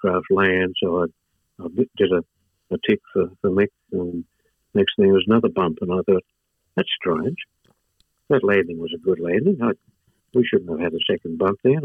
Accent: Sydney, New South Wales, Australia; I was born in Ashfield in Sydney

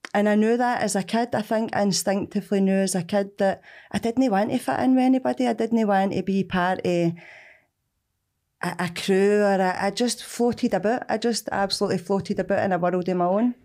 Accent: Glasgow, Scotland, United Kingdom; also born or lived in Bishopbriggs; growing up in Springburn, Evans Park Street.

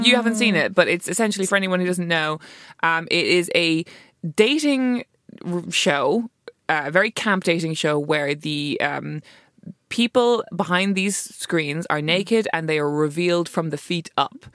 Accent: Ireland; as an Irish person

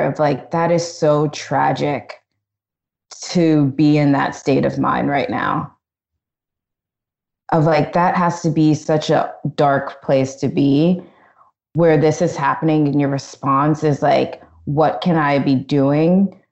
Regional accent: Annapolis, Maryland, United States; moved away as an adult; also born or lived in Virginia; growing up in Maryland, you know, people think like, especially in Annapolis, like wedding crashers, like crab cakes and footballs.

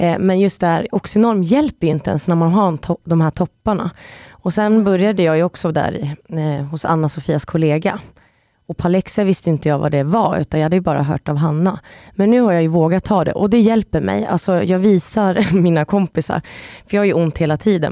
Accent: Stockholm, Stockholm County, Sweden; moved away; jag är från Stockholm och kan flytta hem

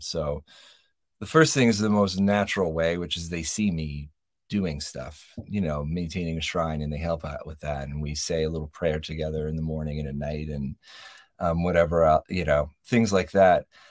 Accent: New York, United States; moved away as an adult; now in Joshua Tree, United States; we're not native Californians, we're from New York

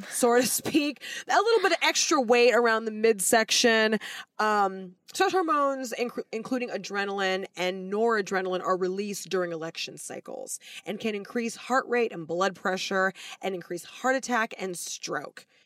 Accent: United States; me being an American

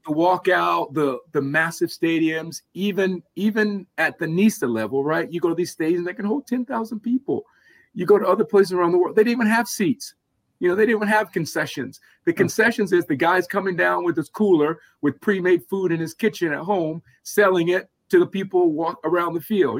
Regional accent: Atlanta, Georgia, United States; growing up in Atlanta

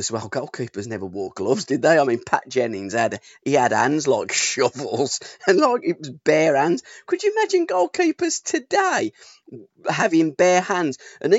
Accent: United Kingdom; I support all of the British teams because I'm British and I hope that they all do well.

